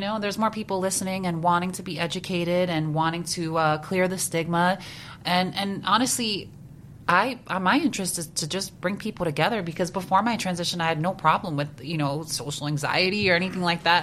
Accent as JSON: {"language": "English", "region": "New Jersey", "country": "United States", "said": "I come from Jersey."}